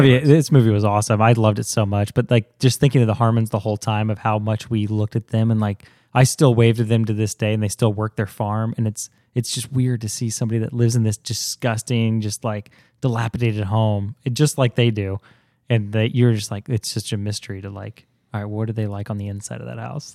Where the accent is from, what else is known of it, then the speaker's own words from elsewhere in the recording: Zionsville, Indiana, United States; Here in Zionsville